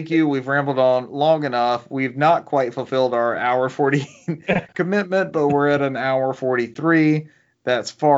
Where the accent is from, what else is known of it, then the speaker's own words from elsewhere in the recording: the South, United States; we're all from the South